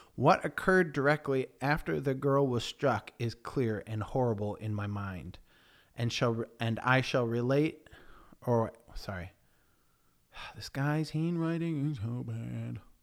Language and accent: English; Sydenham, New York, United States; moved away as an adult; now in Sydenham, United Kingdom; And I grew up in a town called Sidham, New York